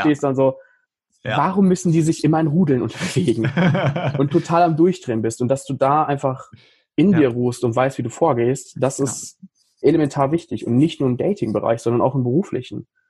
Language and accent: German; Paderborn, North Rhine-Westphalia, Germany; hier in, in Paderborn, in meiner Heimatstadt